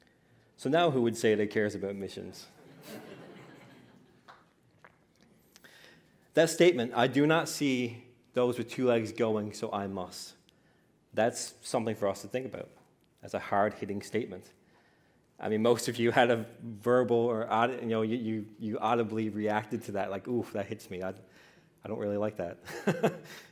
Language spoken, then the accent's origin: English; Newfoundland and Labrador, Canada; I grew up in the Pentecostal assemblies in Newfoundland, Labrador